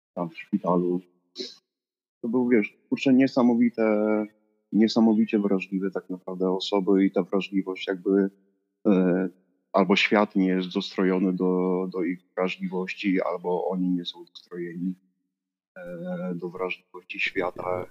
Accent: Silesian Voivodeship, Poland; also born or lived in Przemyśl area, Poland / Bytom, Poland / Gliwice, Poland; Jestem ze Śląska, tak wiesz, z serca tego górnego Śląska

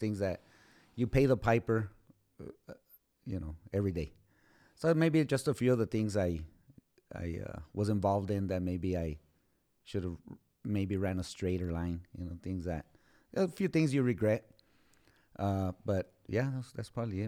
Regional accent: Socorro, Texas, United States; I was born and raised in Socorro

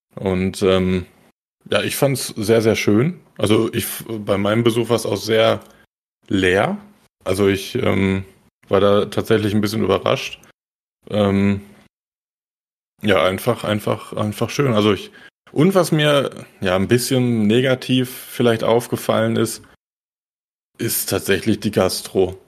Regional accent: Germany; für mich als, als Deutscher

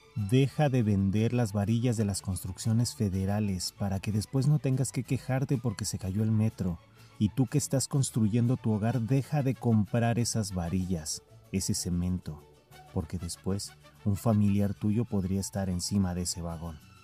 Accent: Mexico City, Mexico; soy de la Ciudad de México. Y apenas hace algunos años yo iba a la escuela solo, caminando.

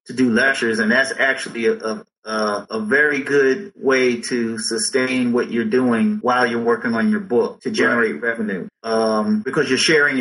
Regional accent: Philadelphia, Pennsylvania, United States; growing up in Philly

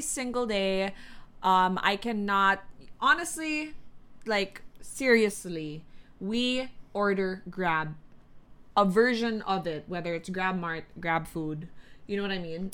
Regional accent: Quezon City, Metro Manila, Philippines; also born or lived in Makati; I grew up in the north, like way north, Katipunan area

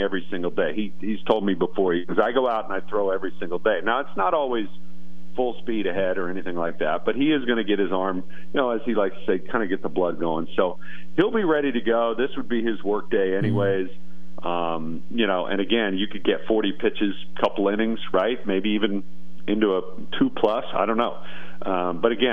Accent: Texas, United States; moved away as an adult; now in Philadelphia, United States; Texas, which is my hometown. That's where I grew up

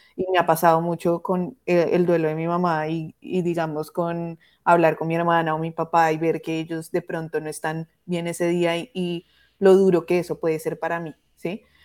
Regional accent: Colombia; now in Toronto, Canada; yo vivo en Toronto, mi mamá pues vive en Colombia, entonces fue ir otra vez al lugar, a tu hogar donde naciste

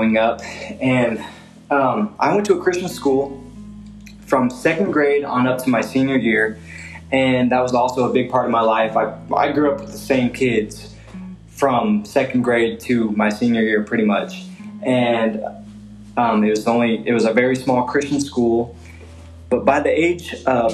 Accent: Salina, Kansas, United States; I grew up in Salina, Kansas

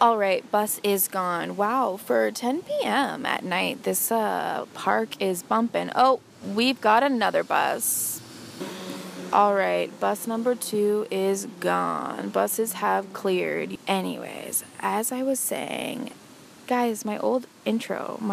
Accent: Orillia, Ontario, Canada; my hometown, Orillia, Ontario.

